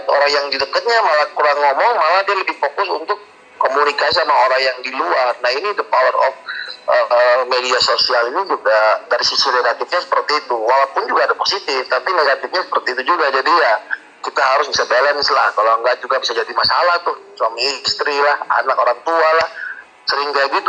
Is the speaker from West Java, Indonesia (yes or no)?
no; Maluku, Indonesia; salahnya di di Maluku Tenggara di IG karena saya memang dari sana